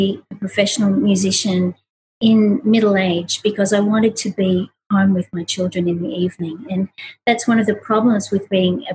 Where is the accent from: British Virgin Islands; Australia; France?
Australia; moved away; I grew up in Australia